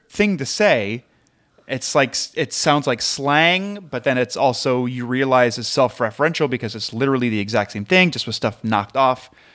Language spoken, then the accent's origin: English; Midwest, United States; I'm from the Midwest